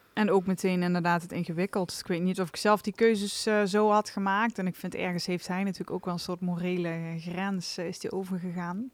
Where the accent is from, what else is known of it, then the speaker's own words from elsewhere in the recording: Venlo, Limburg, Netherlands; afkomstig uit Venlo